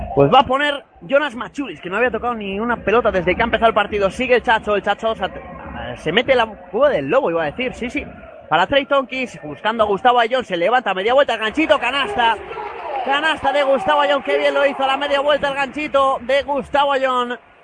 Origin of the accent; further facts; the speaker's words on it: Madrid, Community of Madrid, Spain; Como buen madrileño